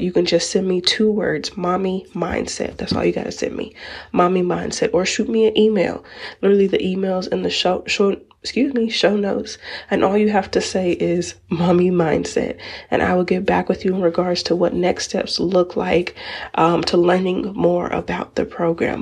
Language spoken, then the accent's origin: English; United States; as African American moms, where we are labeled as the strong black woman